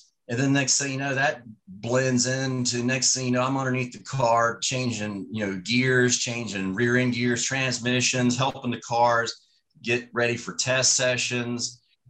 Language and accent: English; Richmond, Virginia, United States; growing up in Richmond.